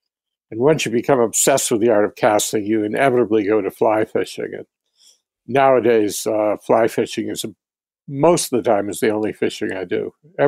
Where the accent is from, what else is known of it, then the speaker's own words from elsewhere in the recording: New England, United States; Yeah. Well, I'm from New England.